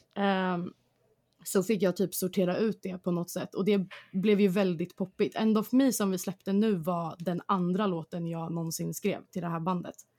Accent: Stockholm, Stockholm County, Sweden; jag kommer från Hässelby eh, i Stockholm som är ute i förorten

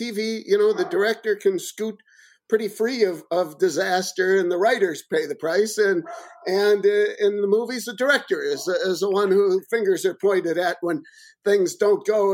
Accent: Chicago, Illinois, United States; Roger Ebert, my hometown critic

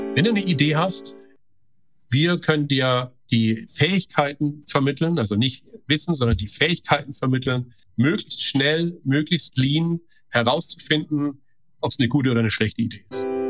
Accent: Stuttgart region, Baden-Württemberg, Germany; moved away as an adult; also born or lived in Karlstad, Sweden / San Francisco Bay Area, United States; now in Heilbronn, Germany; ich komme ja aus der Stuttgarter äh, Region

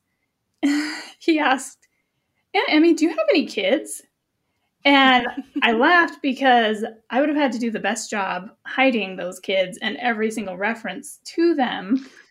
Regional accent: Montana, United States; moved away as an adult; I'm from Montana, and even though I haven't lived there for twenty years, it's still part of my core identity

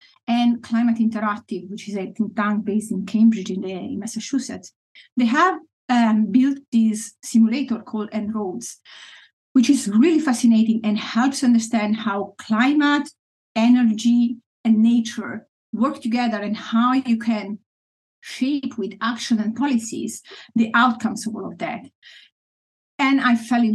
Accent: Italy; moved away as an adult; now in Friesland, Netherlands; I grew up in Italy, mostly in big cities.

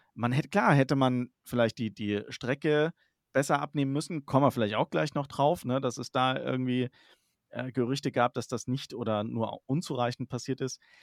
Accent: Germany; Wir bei uns in Deutschland hier

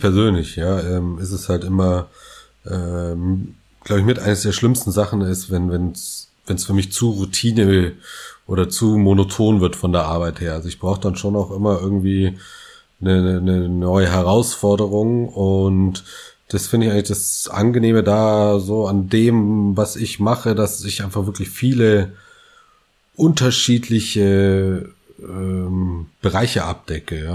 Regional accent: West Germany, Germany; als Westdeutscher ich

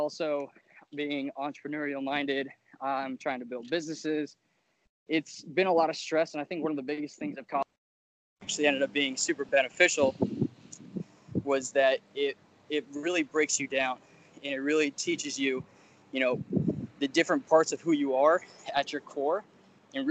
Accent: Fort Myers, Florida, United States; moved away as an adult; now in Tallahassee, United States; I'm from South Florida

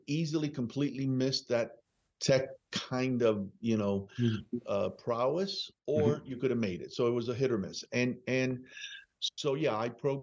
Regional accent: Perth Amboy, New Jersey, United States; also born or lived in Cuba / Union City, New Jersey; If I think of a hometown, it's really Perth Amboy, New Jersey.

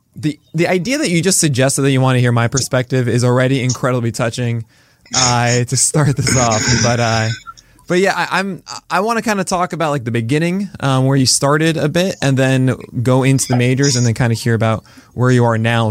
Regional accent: New York City, New York, United States; growing up in Brooklyn

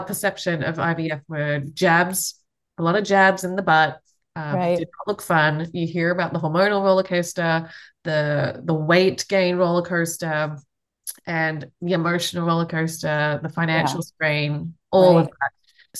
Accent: Australia; accent: Australian; moved away as an adult; now in United States; I'm from Australia, if you can't tell from the accent. So I fled Australia all the way to the US, coming up to maybe 14, 15 years ago now.

